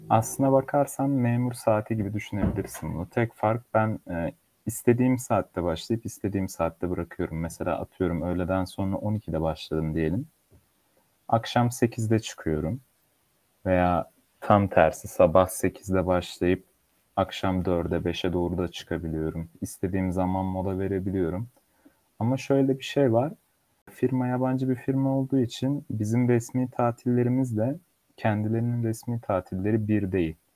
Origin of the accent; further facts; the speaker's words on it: Turkey; also born or lived in Nuremberg, Germany; 3 Ocak 1999'da Almanya'nın Nürnberg şehrinde dünyaya geldim. Babamın mesleğinden ötürü Türkiye'ye geri dönüş yaptık. Orada yaklaşık iki sene kaldıktan sonra.